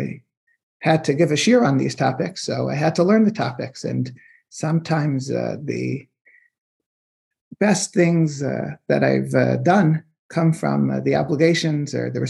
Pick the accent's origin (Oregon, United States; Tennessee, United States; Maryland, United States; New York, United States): Maryland, United States; Silver Spring; I'm from Silver Spring